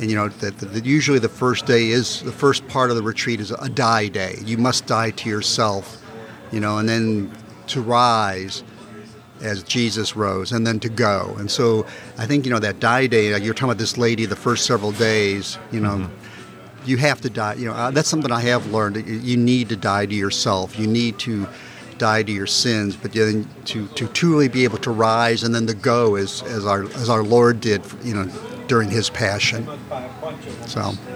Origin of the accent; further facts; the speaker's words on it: University City, Missouri, United States; I grew up in University City